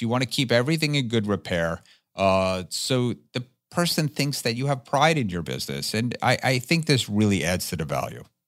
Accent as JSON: {"language": "English", "region": "New Jersey", "country": "United States", "tie": "born or raised there", "said": "my home state of New Jersey"}